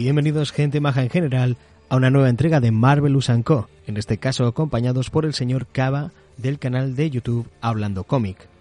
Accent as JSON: {"language": "Spanish", "town": "Las Palmas", "region": "Canary Islands", "country": "Spain", "said": "soy canario, soy de Las Palmas"}